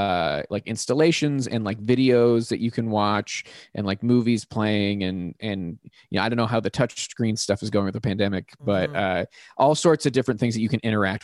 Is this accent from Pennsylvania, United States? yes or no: yes; Pittsburgh, Pennsylvania, United States; Yeah, I grew up in the North Hills. North Hills of Pittsburgh.